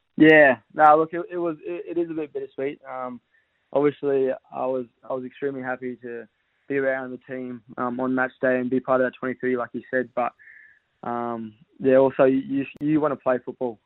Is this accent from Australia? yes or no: yes; Western Australia, Australia; now in Victoria, Australia; I'm originally from Western Australia